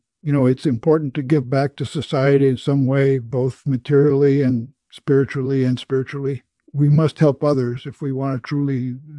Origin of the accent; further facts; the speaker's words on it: Minnesota, United States; Well, I was born in Minnesota on October 16th, 1930. My parents were farm people, and I spent my childhood on a farm working with the animals, plowing and planting.